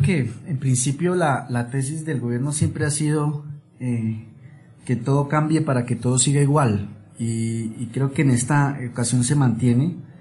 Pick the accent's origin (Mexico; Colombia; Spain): Colombia; como colombianos